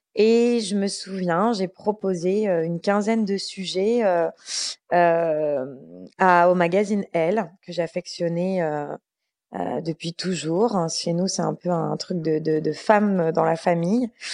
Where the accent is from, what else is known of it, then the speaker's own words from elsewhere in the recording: Bordeaux, Nouvelle-Aquitaine, France; moved away as an adult; now in Paris, France; je suis montée à Paris, j'étais de Bordeaux.